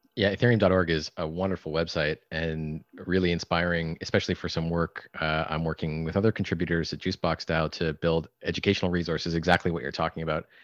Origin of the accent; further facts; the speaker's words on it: Canada; I'm Canadian